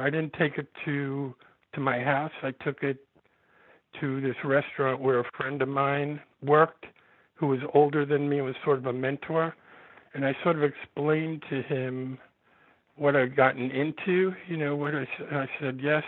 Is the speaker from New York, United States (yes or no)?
yes; New York City, New York, United States; born or raised there; also born or lived in California